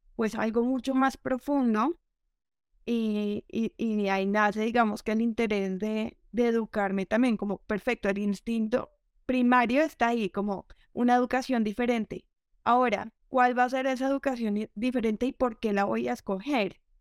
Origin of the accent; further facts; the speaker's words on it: Colombia; Yo soy de, de Colombia, eh, que aquí la, la crianza es súper tradicional